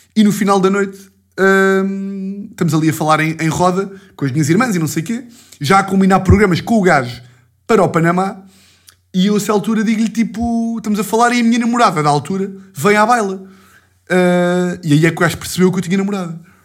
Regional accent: Lisbon, Portugal; sou da Lisboa

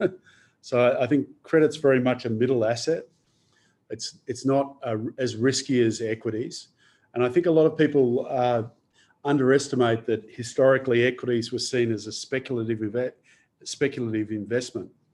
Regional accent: Adelaide, South Australia, Australia; moved away; I originally I'm from Adelaide.

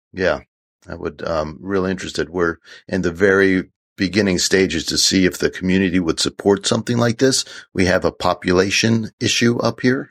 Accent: Washington, District of Columbia, United States; also born or lived in central New York; now in New York, United States; I grew up in Washington D.C. in the inner city

